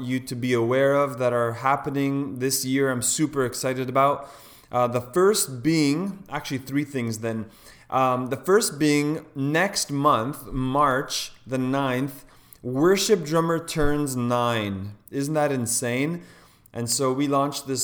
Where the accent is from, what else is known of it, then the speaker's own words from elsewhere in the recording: Toronto, Ontario, Canada; a fellow Canadian. I'm from Toronto